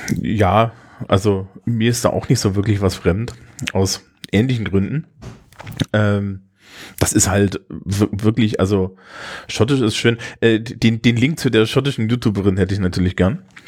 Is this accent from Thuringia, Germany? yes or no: yes; Thuringia, Germany; insbesondere für mich als Thüringer